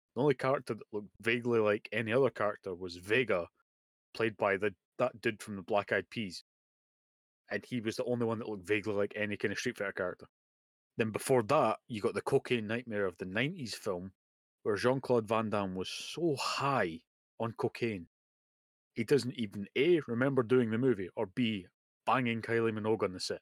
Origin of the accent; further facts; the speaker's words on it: Scotland, United Kingdom; I'm Scottish